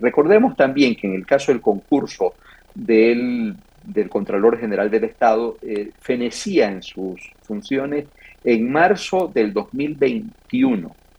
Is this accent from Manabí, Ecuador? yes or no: yes; Manabí, Ecuador